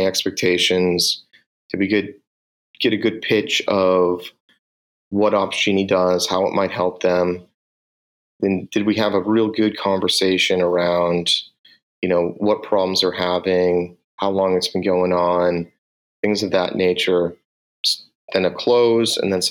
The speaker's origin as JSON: {"language": "English", "town": "Boston", "region": "Massachusetts", "country": "United States", "accent": "Boston", "said": "my Boston accent"}